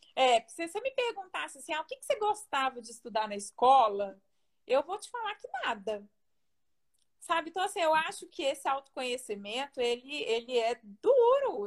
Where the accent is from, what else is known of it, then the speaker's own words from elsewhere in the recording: Belo Horizonte, Minas Gerais, Brazil; also born or lived in Diamantina / Lavras; Eu sou de Belo Horizonte, nasci em Belo Horizonte, cresci em Belo Horizonte e saí de lá para estudar.